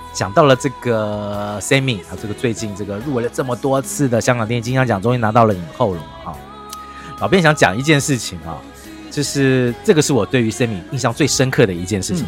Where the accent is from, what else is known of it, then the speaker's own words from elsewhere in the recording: Taiwan; 我们台湾人常讲嘛